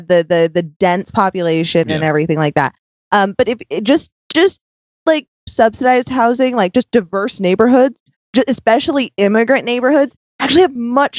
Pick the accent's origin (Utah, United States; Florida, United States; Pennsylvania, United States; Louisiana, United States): Utah, United States; Sandy; when I lived in a diverse-ish cul-de-sac growing up in Sandy, I mean, there's just a bunch of different religions and nationalities. There was not a bunch of different colors, but that's Utah.